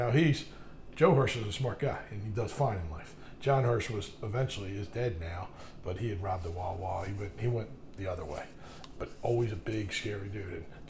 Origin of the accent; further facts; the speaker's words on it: Ireland; I'm in a shower, like, first time in my life, thinking, I'm Irish